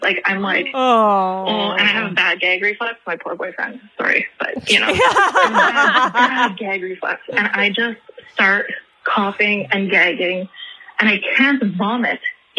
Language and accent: English; Toronto, Ontario, Canada; I am from Toronto, Canada.